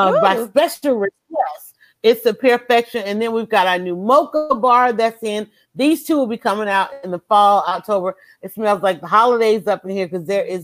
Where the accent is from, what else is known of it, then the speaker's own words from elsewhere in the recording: the South, United States; we're from the South